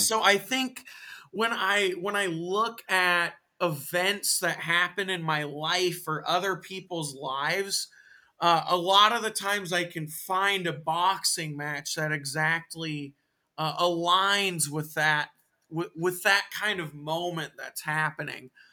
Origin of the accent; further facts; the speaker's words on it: Tacoma, Washington, United States; also born or lived in Bishop, California; we eventually moved to Tacoma